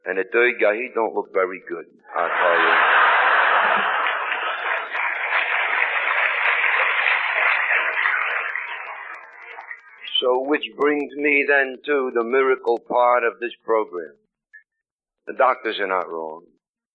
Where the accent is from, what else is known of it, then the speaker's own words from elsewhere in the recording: New York City, New York, United States; I come from Brooklyn